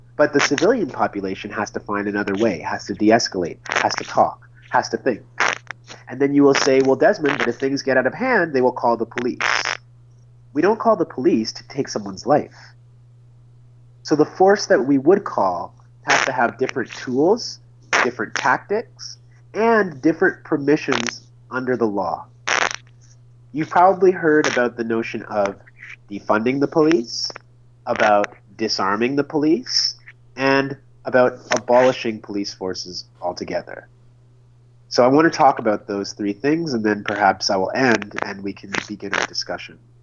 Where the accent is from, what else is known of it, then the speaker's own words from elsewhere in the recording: Oshawa, Ontario, Canada; also born or lived in Red Deer, Alberta; my hometown of Oshawa